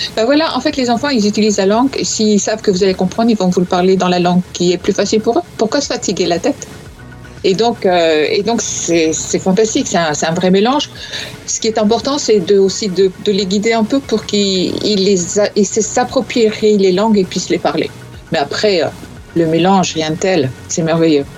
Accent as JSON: {"language": "French", "region": "north of France", "country": "France", "said": "je viens de, du nord, comme toi. Donc je dis 20 avec un T au bout"}